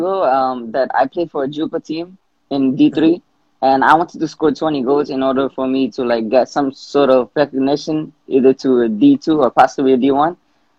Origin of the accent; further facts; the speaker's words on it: New York City, New York, United States; my age is 19, and I'm from New York City.